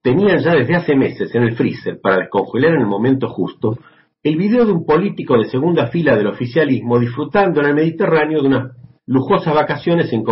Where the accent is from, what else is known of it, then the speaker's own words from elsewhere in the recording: Argentina; also born or lived in Buenos Aires; desde Buenos Aires, Argentina.